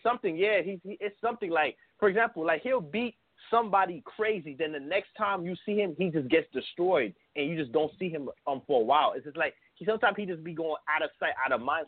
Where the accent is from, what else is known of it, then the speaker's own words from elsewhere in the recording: New York City, New York, United States; I'm from Brooklyn. I'm from Brooklyn.